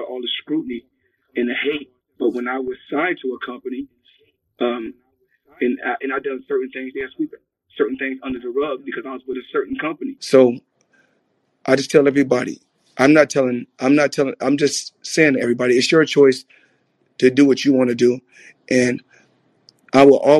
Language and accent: English; United States; I was born in America, and we helped build this country.